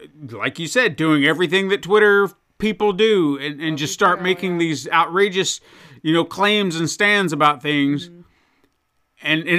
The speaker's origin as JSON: {"language": "English", "country": "United States", "said": "I am an American."}